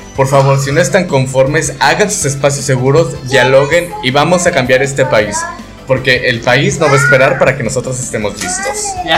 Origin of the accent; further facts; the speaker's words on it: Veracruz, Mexico; Soy veracruzano, soy jarocha